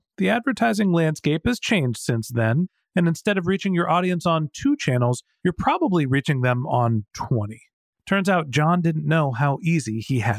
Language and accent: English; Northern California, United States; I was born in the United States, I live in Silicon Valley, I actually grew up in Northern California